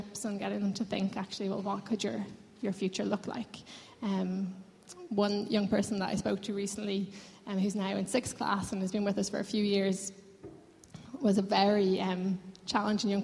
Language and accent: English; Lucan, County Dublin, Ireland; now in Dublin, Ireland; I'm from Lucan, but I've lived in Dublin 8 for the last 8 years